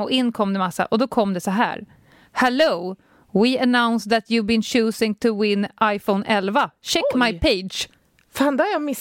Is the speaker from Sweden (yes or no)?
no; Vaasa, Ostrobothnia, Finland; Du ser Jag är från Vasa.